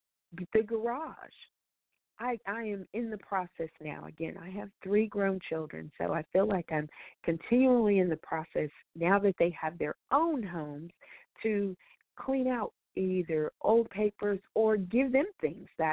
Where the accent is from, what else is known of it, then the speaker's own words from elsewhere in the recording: Colorado, United States; I grew up in Colorado, so skiing is a part of my teen years